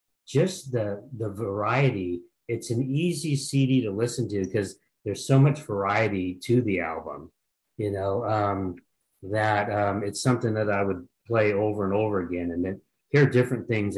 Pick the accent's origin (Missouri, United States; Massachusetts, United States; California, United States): California, United States; Sacramento; Okay, I'm from Sacramento, California.